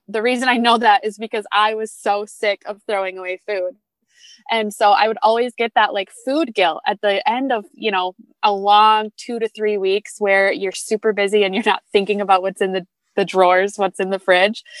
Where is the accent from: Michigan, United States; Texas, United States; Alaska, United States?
Michigan, United States; Grand Rapids; I am from Grand Rapids, Michigan